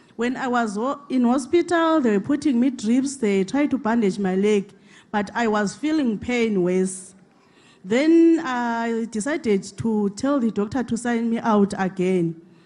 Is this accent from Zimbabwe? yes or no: yes; Zimbabwe; now in South Africa; I come from Zimbabwe, permanently staying in South Africa